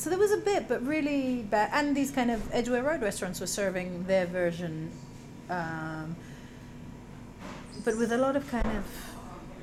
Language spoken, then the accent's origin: English; Israel; moved away; When I grew up in Israel